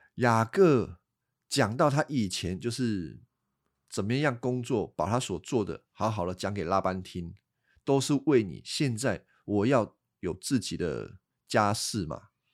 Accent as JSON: {"language": "Chinese", "country": "Taiwan", "accent": "Taiwanese Mandarin", "said": "我老婆说我有台湾国语，啊，我也改不回来了"}